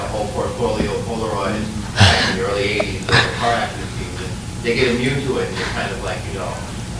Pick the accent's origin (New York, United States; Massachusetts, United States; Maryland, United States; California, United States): New York, United States; I'm from New York